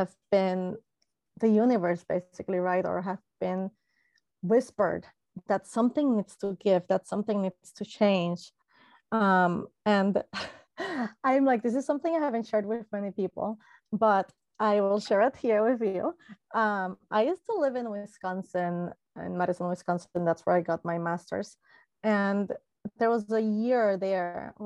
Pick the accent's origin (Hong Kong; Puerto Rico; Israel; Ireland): Puerto Rico; I am Latina from Puerto Rico, it's a lovely, lovely island in the Caribbean